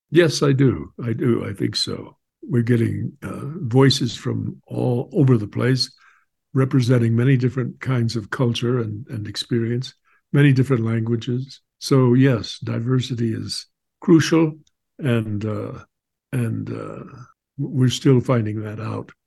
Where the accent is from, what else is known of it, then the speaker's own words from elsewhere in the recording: Southwest, United States; I grew up on Indian reservations in the Southwest